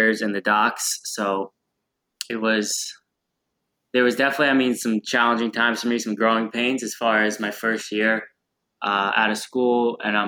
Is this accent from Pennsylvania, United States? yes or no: yes; Pennsylvania, United States; moved away; right by my hometown in PA